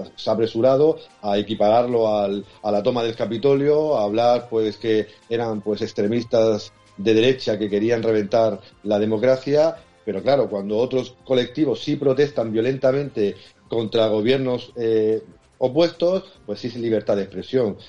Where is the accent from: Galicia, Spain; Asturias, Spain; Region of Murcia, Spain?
Region of Murcia, Spain; en mi tierra